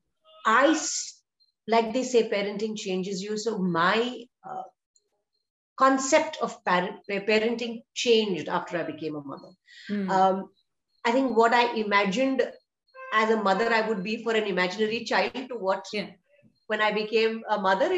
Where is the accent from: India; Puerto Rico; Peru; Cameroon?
India; Chennai, Tamil Nadu; moved away as an adult; now in Bangalore, India; I am from Chennai